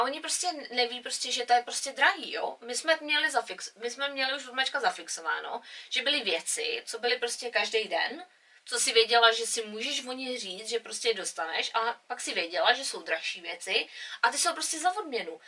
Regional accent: Czechia; now in England; my jako Češi

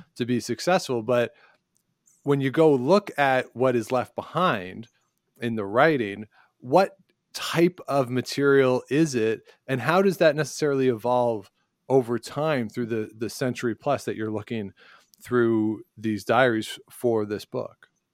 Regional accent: Guelph, Ontario, Canada; moved away; I grew up near Guelph

